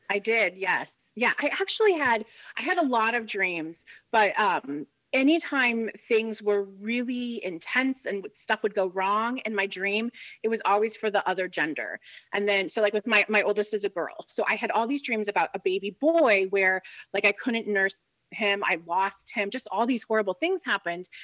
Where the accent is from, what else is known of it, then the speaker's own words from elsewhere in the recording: Central Illinois, United States; Central Illinois, which is where I'm from. It's where I was born and raised, where we live now